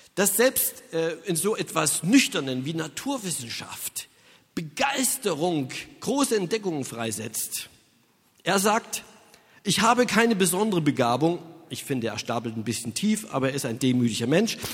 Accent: Saxony, Germany; Ich stamme aus Sachsen und da, das ist in Ostdeutschland

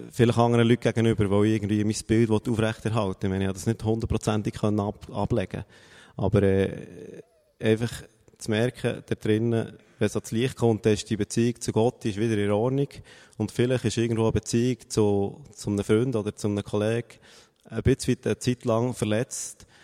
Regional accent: Bern, Switzerland; sie ist irgendwo aus dem Emmental gekommen und ich komme aus Bern.

